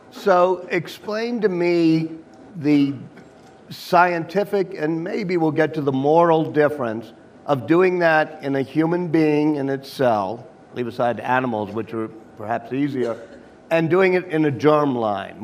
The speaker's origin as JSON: {"language": "English", "region": "Louisiana", "country": "United States", "tie": "born or raised there", "said": "my home state of Louisiana"}